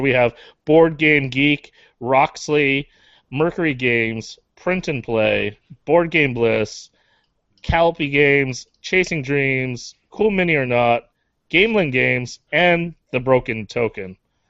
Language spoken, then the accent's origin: English; Canada; You just proved we're Canadian.